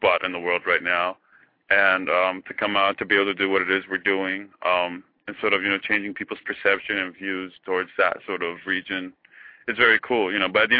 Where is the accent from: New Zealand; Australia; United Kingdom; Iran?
Iran; moved away as an adult; also born or lived in Eugene, Oregon; now in United States; I was born in Iran, but I grew up in Eugene, Oregon, back in the 80s